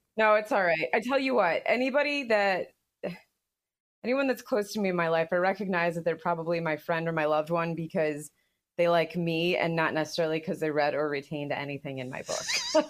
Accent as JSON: {"language": "English", "country": "United States", "said": "as an American"}